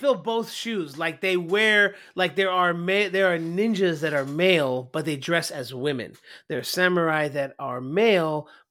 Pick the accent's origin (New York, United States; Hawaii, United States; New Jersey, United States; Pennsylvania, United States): Hawaii, United States; born there; If anybody doesn't know, I was born in Hawaii.